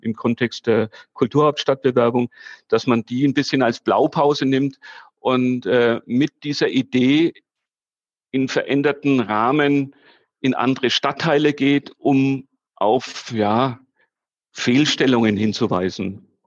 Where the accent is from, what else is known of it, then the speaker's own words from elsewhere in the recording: Nuremberg, Bavaria, Germany; also born or lived in Fürth; ich bin im Nürnberger Westend groß geworden